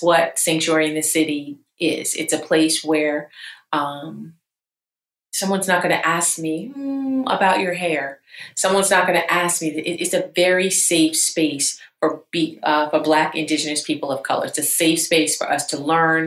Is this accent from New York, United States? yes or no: yes; New York, United States; now in Charlotte, United States; I'm originally from New York